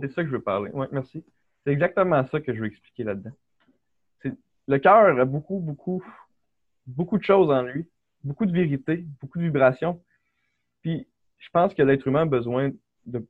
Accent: Quebec City, Quebec, Canada; also born or lived in Beauport; je viens du Québec. Euh, j'ai toujours résidé là. Ma famille est là. j'ai grandi à Québec, à Charlebourg, pendant toute ma vie

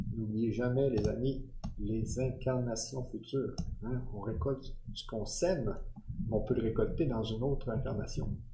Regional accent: Quebec, Canada; Je suis du Québec

